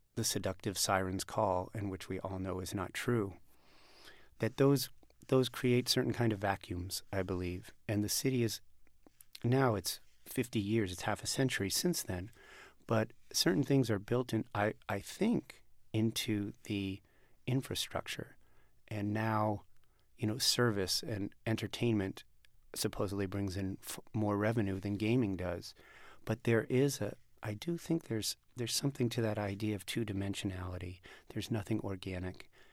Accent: Las Vegas, Nevada, United States; moved away as an adult; I was born in Las Vegas, Rick, and, uh, I lived there till I was eighteen years old

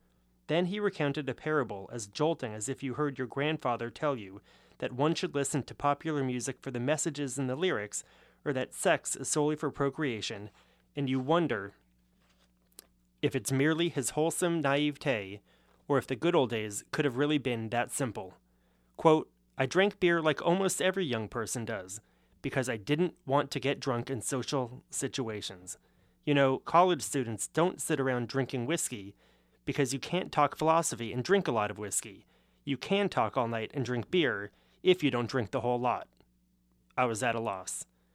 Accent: Los Angeles, California, United States; So being from Los Angeles, you would think that because it is the second biggest city in the country, it must have a pretty good beer culture.

